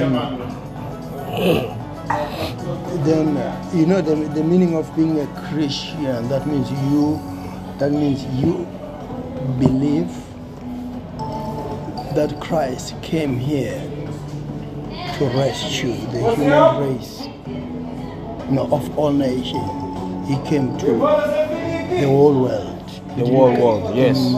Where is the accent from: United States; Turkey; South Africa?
South Africa; I'm a South African